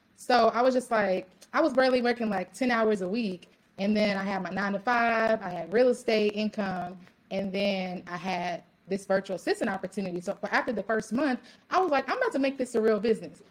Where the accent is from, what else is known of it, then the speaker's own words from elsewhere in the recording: Louisville, Kentucky, United States; also born or lived in Ohio; now in Dallas, United States; I'm actually originally from Louisville, Kentucky.